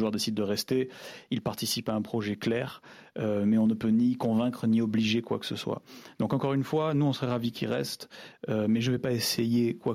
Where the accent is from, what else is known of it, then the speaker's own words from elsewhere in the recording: Brazil; Euh, mais vous savez, je viens du Brésil aussi, où on a euh, une culture de jeu qui est beaucoup sur la vitesse et les contre-attaques.